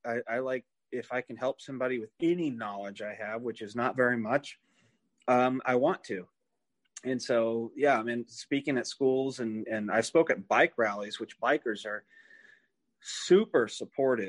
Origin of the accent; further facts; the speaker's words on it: southeast Iowa, United States; moved away; I came from Iowa. I started out in the southeast corner of Iowa.